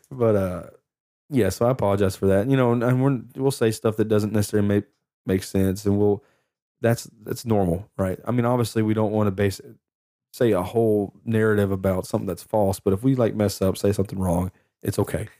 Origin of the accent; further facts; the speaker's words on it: Lufkin, Texas, United States; I'm from Lufkin